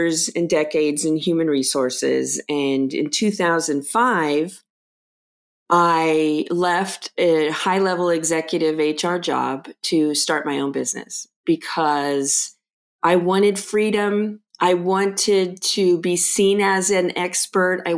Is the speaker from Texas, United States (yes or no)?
no; Los Angeles, California, United States; growing up in Los Angeles, I was the youngest of six kids